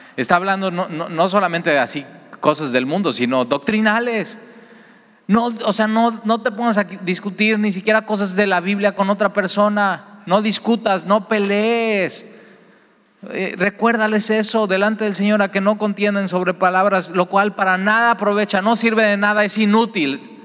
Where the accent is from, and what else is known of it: Veracruz, Mexico